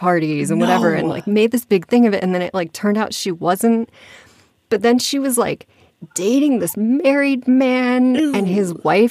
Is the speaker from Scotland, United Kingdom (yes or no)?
yes; Scotland, United Kingdom; I'm from Scotland. So like anytime I hear a Scottish accent, my ears perk up.